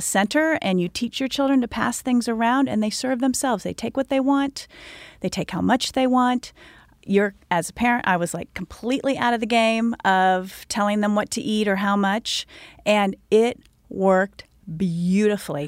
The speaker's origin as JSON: {"language": "English", "region": "Indiana", "country": "United States", "tie": "born or raised there", "said": "I was born and raised in Indiana"}